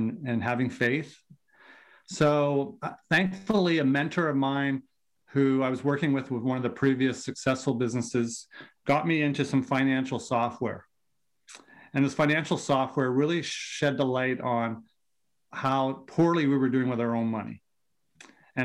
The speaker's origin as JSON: {"language": "English", "town": "Vancouver", "region": "British Columbia", "country": "Canada", "tie": "born or raised there", "accent": "Canadian", "said": "Born and raised in Vancouver on the West Coast"}